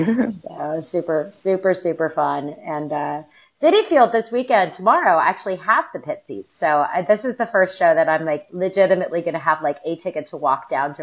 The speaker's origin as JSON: {"language": "English", "region": "West Coast", "country": "United States", "moved": "as an adult", "lives_now": "East Coast, United States", "said": "I'm originally from the West Coast."}